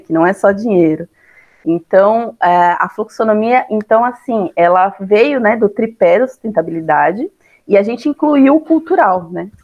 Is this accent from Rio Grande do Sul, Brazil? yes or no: no; São Bernardo do Campo, São Paulo, Brazil; moved away as an adult; now in Santa Catarina, Brazil; Eu sou nascida aqui, é, quer dizer, lá em São Paulo, né? e morei assim bastante tempo da minha vida, cresci em São Bernardo